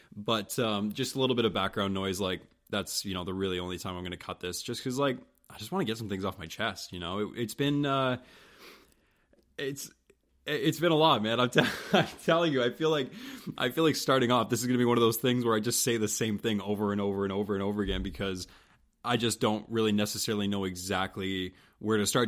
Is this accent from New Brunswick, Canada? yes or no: yes; St. Stephen, New Brunswick, Canada; moved away as an adult; now in Halifax, Canada; I wasn't born in Saint Stephen. Uh, but I'll always say that that's my hometown